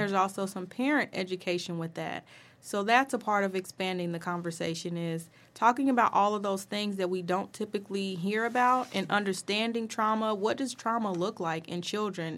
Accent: Dayton, Ohio, United States; I was born and raised in Dayton, Ohio.

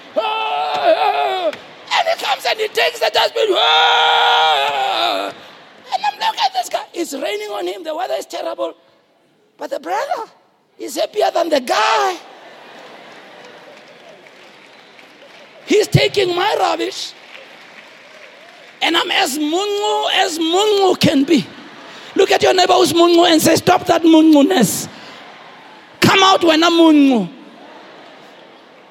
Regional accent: Soweto, Gauteng, South Africa; I'm from Soweto

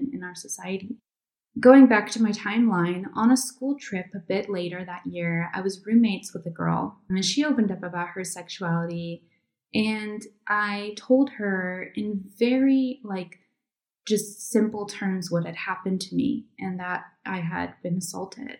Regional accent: Connecticut, United States; moved away as an adult; also born or lived in New York City; now in Iceland; Although I was born in New York City and I lived there for years before moving to Iceland 2 years ago, I grew up mostly just over the New York border in Connecticut

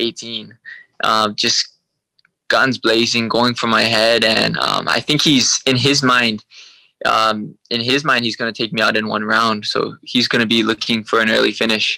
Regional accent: Hawaii, United States; accent: American; also born or lived in Vancouver, Canada; I was raised my whole life in Hawaii

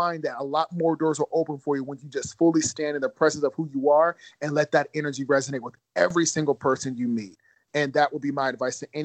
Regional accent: Ohio, United States; moved away as an adult; also born or lived in Georgia; I also went to school in Georgia, even though I grew up in Ohio

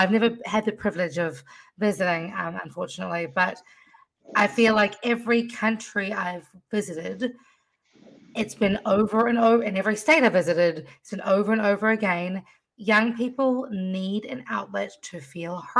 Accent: New Zealand; now in United States; I was born in New Zealand

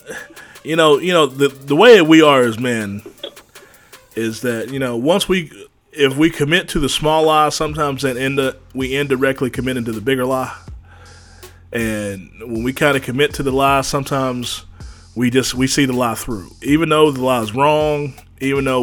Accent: West Virginia, United States; my home state, good old West Virginia

